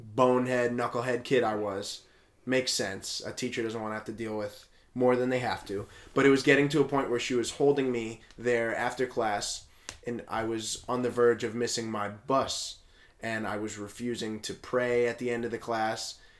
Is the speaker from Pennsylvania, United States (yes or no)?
yes; West Hazleton, Pennsylvania, United States; I went to uh, an elementary school in West Hazleton, a Polish Catholic elementary school